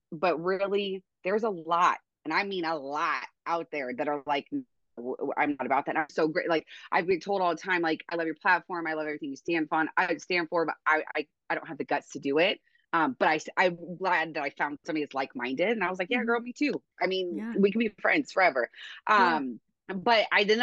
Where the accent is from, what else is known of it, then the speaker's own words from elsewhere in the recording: Oregon, United States; moved away as an adult; now in Montana, United States; I'm originally from Oregon. I grew up there. I moved to Montana a couple of years ago, 2021